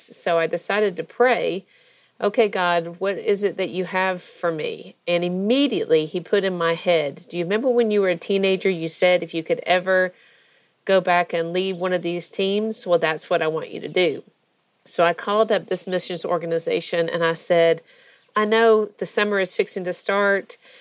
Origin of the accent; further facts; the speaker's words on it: Georgia, United States; also born or lived in Florida; I'm from Georgia originally. I was born in uh, Florida, but only because my dad was in residency there at the University of um, Florida and um, grew up here